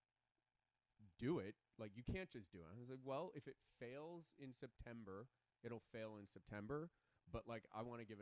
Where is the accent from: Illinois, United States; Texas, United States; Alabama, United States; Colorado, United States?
Illinois, United States; Chicago; now in Los Angeles, United States; I grew up in Chicago